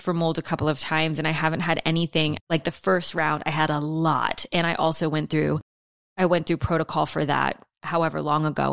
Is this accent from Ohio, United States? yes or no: no; New Orleans, Louisiana, United States; I'm from New Orleans. I've lived in houses that have flooded my whole life